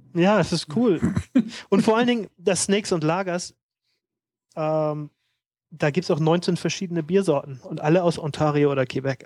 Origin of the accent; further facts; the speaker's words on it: Hamburg, Germany; moved away; ich komme ja aus Hamburg